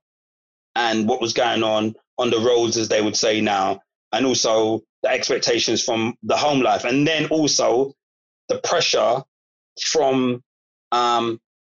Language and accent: English; London, United Kingdom; I grew up in Broccoli. I grew up on an estate, a Turnham estate